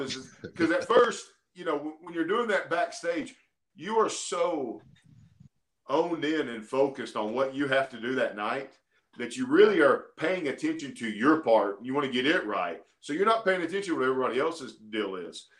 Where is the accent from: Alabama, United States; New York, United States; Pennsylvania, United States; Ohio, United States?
Alabama, United States; I'm from Alabama, man. I grew up in Alabama